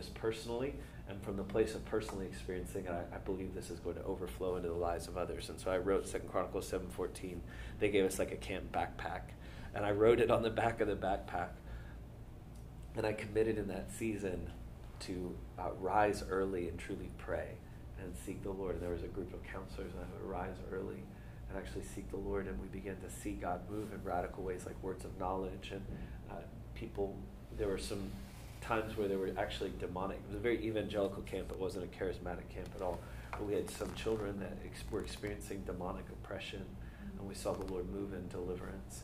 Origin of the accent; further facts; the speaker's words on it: Atlanta, Georgia, United States; I grew up here in Atlanta.